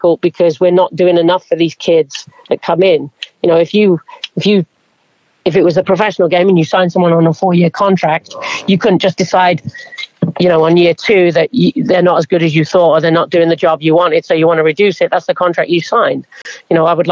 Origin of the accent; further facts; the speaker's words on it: England, United Kingdom; now in United States; growing up in England